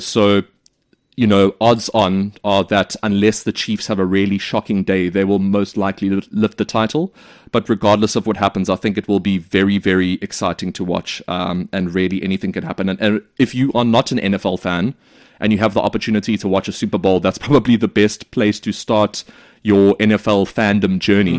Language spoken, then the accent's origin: English; South Africa; South Africa, my home country.